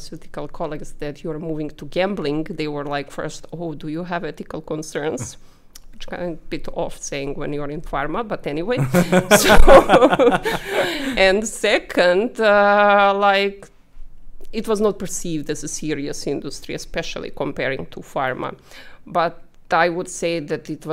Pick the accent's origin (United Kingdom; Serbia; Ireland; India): Serbia; Belgrade; moved away as an adult; now in Malta; I'm a lawyer from Serbia, Belgrade. Born and raised there, graduated there as well